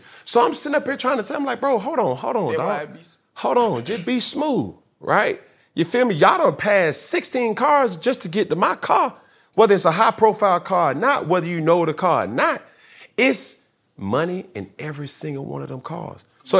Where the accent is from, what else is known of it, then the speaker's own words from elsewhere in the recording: Atlanta, Georgia, United States; Obviously, I'm from Atlanta.